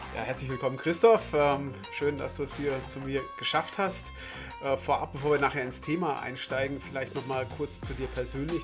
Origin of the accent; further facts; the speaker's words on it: West Germany, Germany; ich bin ja Wessi